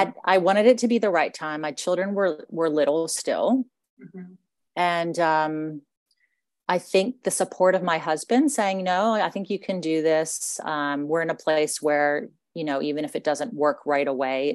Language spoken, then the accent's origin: English; United States; accent: American; moved away as an adult; now in Australia; I was originally grew up in the States, and I was educated in the States